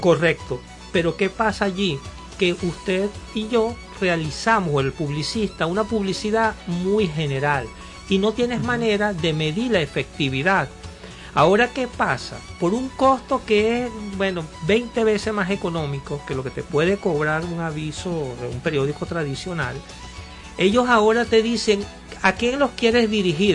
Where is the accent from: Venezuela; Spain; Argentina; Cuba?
Venezuela; Cumanacoa, Sucre; moved away; Yo me recuerdo allá en mi pueblo, en Cumanacua